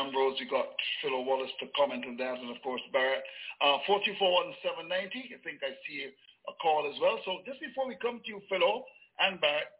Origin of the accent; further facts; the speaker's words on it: Bayfield, Saint Philip, Barbados; I remember as a boy growing up in Bayfield